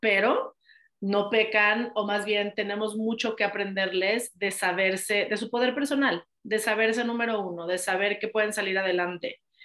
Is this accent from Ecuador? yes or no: no; Mexico; also born or lived in United States; adoro mi país